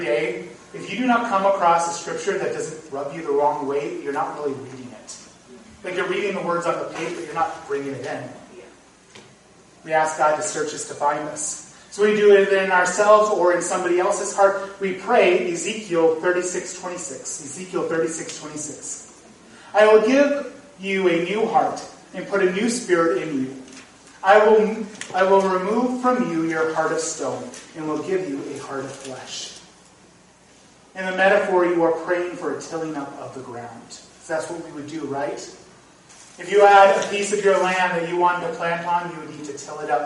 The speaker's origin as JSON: {"language": "English", "region": "North Dakota", "country": "United States", "tie": "born or raised there", "moved": "yes", "lives_now": "Iowa, United States", "said": "I grew up in North Dakota."}